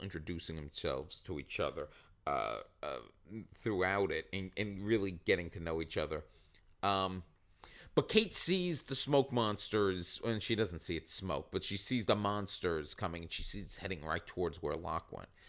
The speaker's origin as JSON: {"language": "English", "area": "Long Island", "region": "New York", "country": "United States", "said": "I'm from Long Island"}